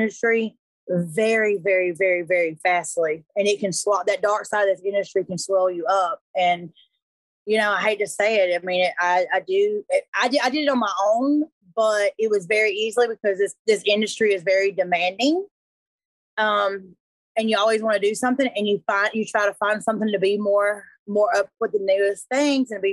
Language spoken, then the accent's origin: English; Griffin, Georgia, United States; also born or lived in Hampton, Georgia; I grew up in Hampton, Georgia, Griffin, Georgia. I grew up in like a small town.